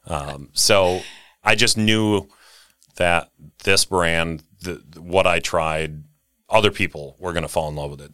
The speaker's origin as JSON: {"language": "English", "town": "Rio", "region": "Wisconsin", "country": "United States", "tie": "born or raised there", "said": "Little town, uh, called Ryo, Wisconsin"}